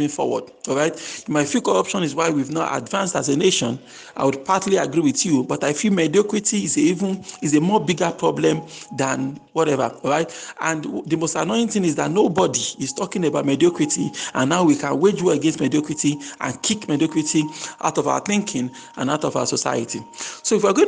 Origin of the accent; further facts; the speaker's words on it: Nigeria; I'm a Nigerian